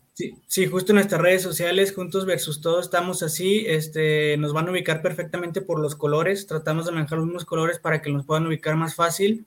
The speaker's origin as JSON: {"language": "Spanish", "town": "Fresnillo", "region": "Zacatecas", "country": "Mexico", "said": "yo soy de Fresnillo"}